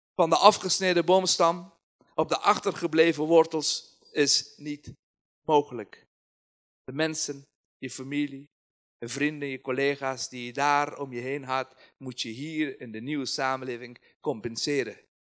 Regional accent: Kabul, Afghanistan; Dutch is a second language; moved away as an adult; now in Nijmegen, Netherlands; Afghanistan, Kabul is een land waar, of een stad waar mijn verleden daar is en heden, maar ik heb daar geen toekomst.

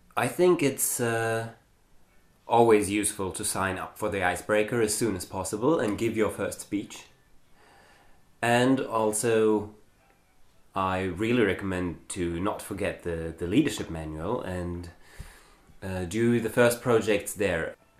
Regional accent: Germany; English is a second language; moved away as an adult; I was born in Germany and I grew up in Germany.

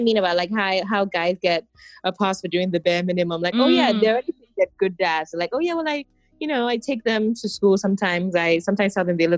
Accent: Nigeria; being Nigerian

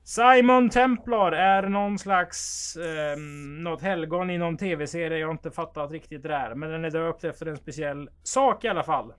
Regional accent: Strömstad, Västra Götaland, Sweden; vi är födda i Strömstad, där jag är född.

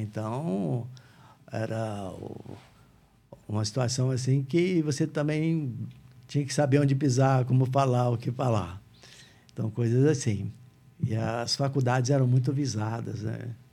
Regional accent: Barretos, São Paulo, Brazil; moved away as an adult; nascido em Barretos, né? Vivi em Barretos até mais ou menos 20 anos de idade, por aí.

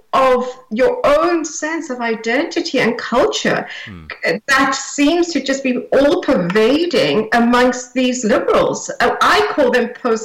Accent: South Africa; now in United Kingdom; I grew up in South Africa, under apartheid South Africa

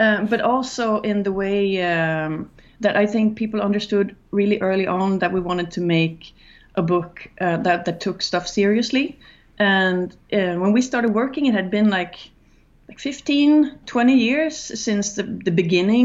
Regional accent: Gothenburg, Västra Götaland, Sweden; I'm from Gothenburg, and like all my teenage friends were the band that became the Gothenburg death metal scene

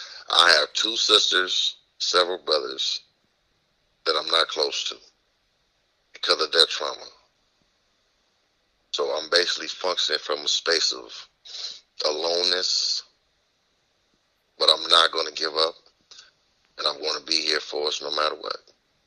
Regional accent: Houston, Texas, United States; now in Los Angeles, United States; I'm originally from Houston, Texas. In 1975, I was sent to Los Angeles after my father was taken from me.

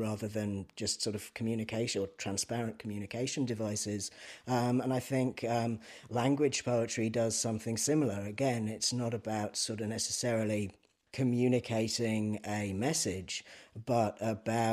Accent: East Anglia, East of England, United Kingdom; now in Ireland; the part of England that I'm originally from East Anglia

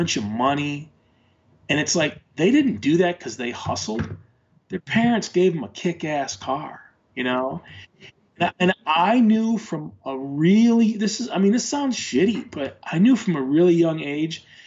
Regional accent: Michigan, United States; moved away as an adult; now in Oregon, United States; me growing up in the Midwest

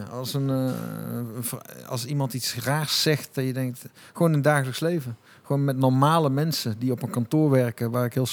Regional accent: Tilburg, North Brabant, Netherlands; Ehm, maar eh, ik denk als Tilburger, de non de ju

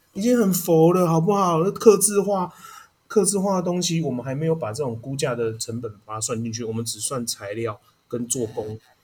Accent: Taiwan; 因为我们是台湾人呐

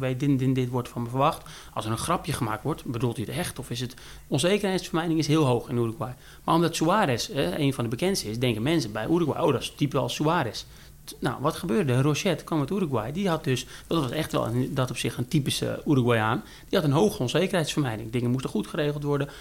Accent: Netherlands; wij als Nederlanders zijn gewend veel Engels te praten

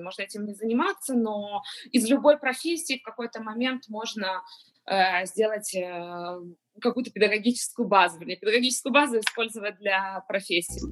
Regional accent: Kyiv, Ukraine; moved away as an adult; now in Israel; я э, родилась в Киеве, Э, переехала 7 лет назад в Израиль

